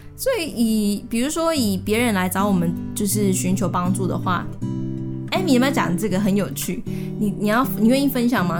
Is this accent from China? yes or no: no; Tainan, Taiwan; 我是台南人